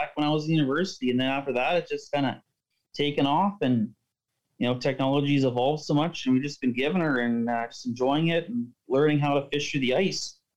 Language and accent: English; Winnipeg, Manitoba, Canada; I'm from Winnipeg, and we've done lots of fishing out in eastern Manitoba, like on the Winnipeg River system, and that's kind of like where I grew up